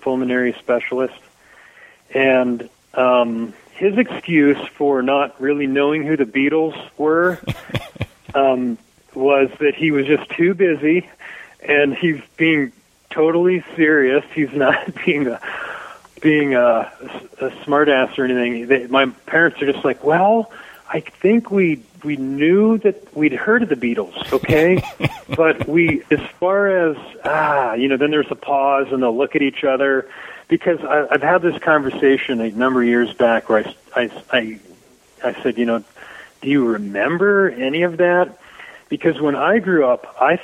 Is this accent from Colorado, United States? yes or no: no; Dayton, Ohio, United States; moved away; I grew up right on the whole area, Brown Street